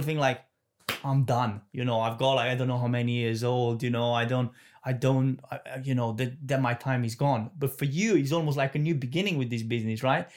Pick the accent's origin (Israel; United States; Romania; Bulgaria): Romania; moved away; I'm from Romania